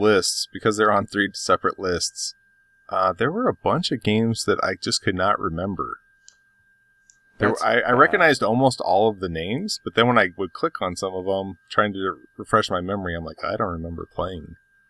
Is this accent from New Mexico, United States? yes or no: yes; Albuquerque, New Mexico, United States; Growing up in Albuquerque